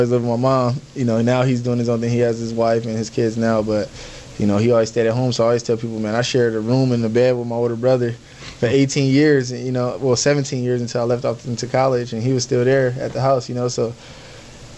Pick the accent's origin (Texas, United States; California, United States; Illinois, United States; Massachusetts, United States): California, United States; Compton; moved away; also born or lived in Los Angeles, California; I grew up in Compton, California